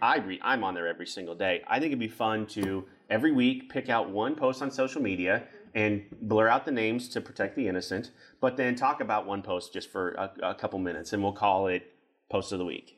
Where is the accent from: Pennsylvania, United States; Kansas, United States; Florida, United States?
Kansas, United States; I grew up in Kansas